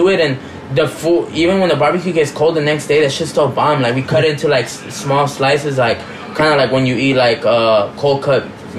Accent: Rosario, Santa Fe, Argentina; Yeah, our, like, local team has, like, one of, like, the craziest fans. We're from Rosario Central

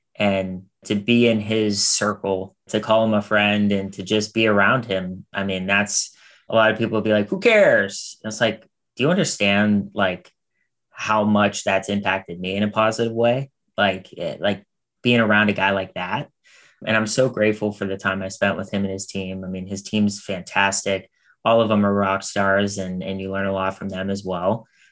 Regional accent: Pittsburgh, Pennsylvania, United States; now in Los Angeles, United States; I'm from Pittsburgh originally

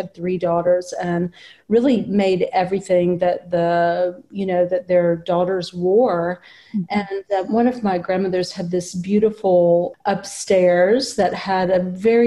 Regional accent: Florence, Alabama, United States; I live within a few blocks of the house I was raised in and very close to my family. So this is my hometown where I grew up.

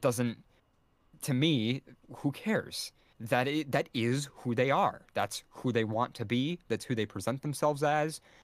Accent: United States; as an American

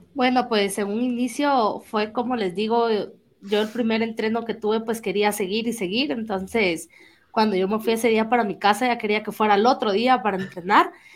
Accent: Jalapa, Guatemala; yo soy de Jalapa

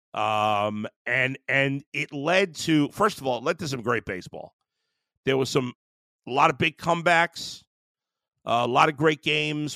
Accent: New York City, New York, United States; I grew up in Brooklyn

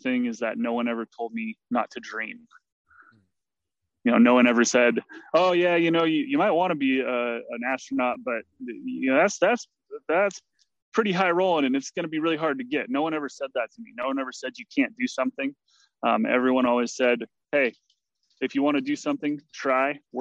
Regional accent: Mount Shasta, California, United States; born and raised in Mount Shasta, California

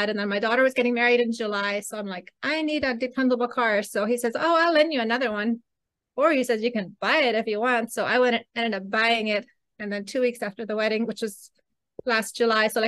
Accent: Costa Rica; also born or lived in Belize; So, anyways, when I was six, we moved to Costa Rica. So that's where I grew up

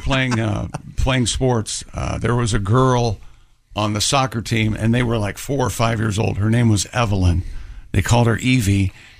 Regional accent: New York, United States; born there; I was born in New York. I don't know anything about the Italians.

